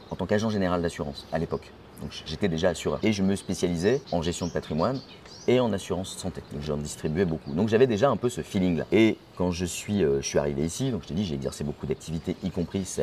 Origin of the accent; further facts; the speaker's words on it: Belgium; now in Morocco; moi je suis de Belgique.